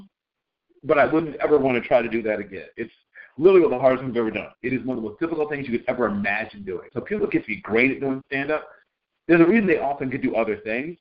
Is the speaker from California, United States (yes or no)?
no; Virginia Beach, Virginia, United States; also born or lived in Norfolk, Virginia; my hometown of Virginia Beach